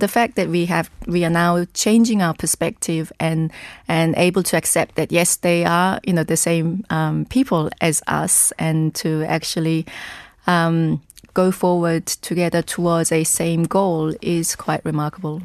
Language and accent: English; South Korea; also born or lived in England